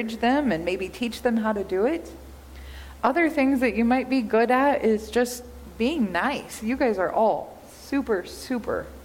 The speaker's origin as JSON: {"language": "English", "region": "Kansas", "country": "United States", "tie": "born or raised there", "said": "I grew up in Kansas"}